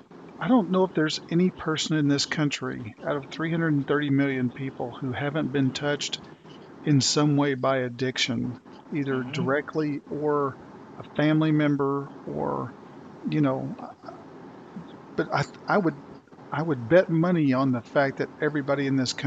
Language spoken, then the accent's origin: English; Tulsa, Oklahoma, United States; moved away; I came from Tulsa, Oklahoma, when I moved here to North Carolina, and Tulsa was the site, and you probably know this, of the world's worst race massacre in history.